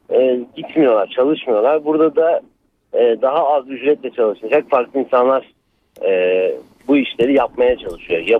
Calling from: Izmir, Turkey; ben İzmir'den.

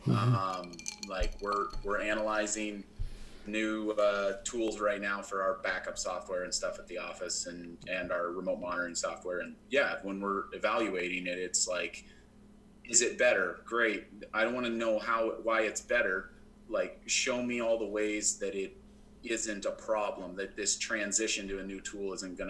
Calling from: Billings, Montana, United States; I'm joining you live from Billings, Montana

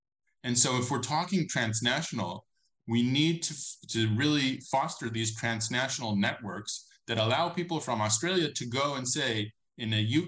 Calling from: Israel; I'm not speaking from nowhere. I'm speaking from Israel

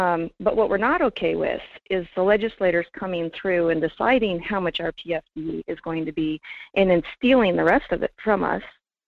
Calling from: Fairbanks, Alaska, United States; … in Fairbanks.

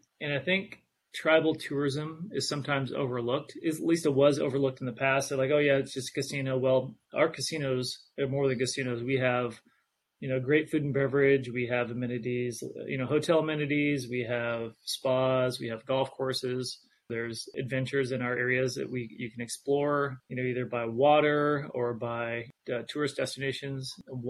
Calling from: Roseburg, Oregon, United States; I'm located, actually speaking to you from Roseburg, Oregon. It's a beautiful, balmy 45 degrees here today

